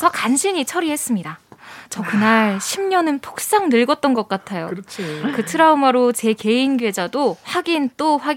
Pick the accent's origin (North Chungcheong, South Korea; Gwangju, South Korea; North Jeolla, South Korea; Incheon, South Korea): North Chungcheong, South Korea; Cheongju; now in Seoul, South Korea; 제가 고향이 충북 청주예요.